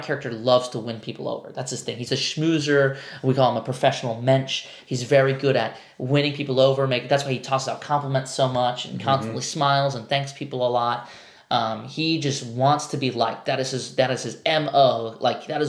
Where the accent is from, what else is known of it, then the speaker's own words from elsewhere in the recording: New York, United States; I'm a New Yorker. We always say you guys.